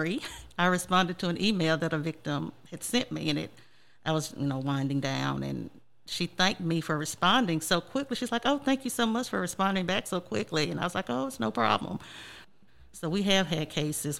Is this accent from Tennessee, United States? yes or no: yes; West Tennessee, United States; I'm originally from West Tennessee